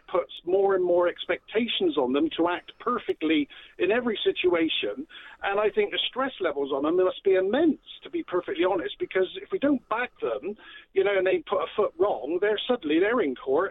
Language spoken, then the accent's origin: English; Bristol, South West England, United Kingdom; I'm from Bristol